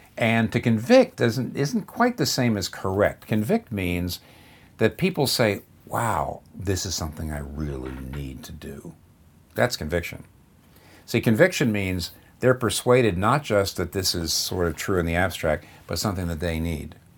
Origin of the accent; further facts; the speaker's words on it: Pennsylvania, United States; up here in the Northeast where I'm from, I'm from Pennsylvania